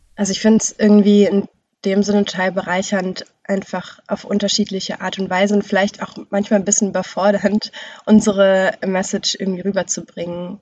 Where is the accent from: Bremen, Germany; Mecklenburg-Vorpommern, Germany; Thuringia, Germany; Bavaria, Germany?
Bremen, Germany; also born or lived in Braunschweig; ich komme aus Bremen, bin aber weggegangen nach Braunschweig, um da zu studieren und da war ich in so einer Schreibgruppe und als ich dann wieder zurück nach Bremen kam